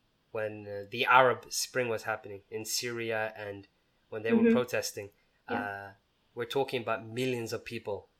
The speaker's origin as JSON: {"language": "English", "country": "Somalia", "said": "I'm from Somalia, right? And my country was a former dictatorship as well"}